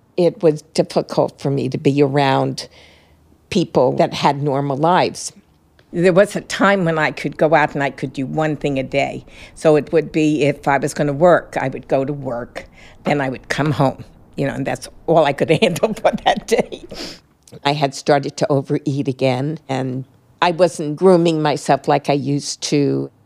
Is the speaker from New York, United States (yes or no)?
yes; New York City, New York, United States; I was born in Brooklyn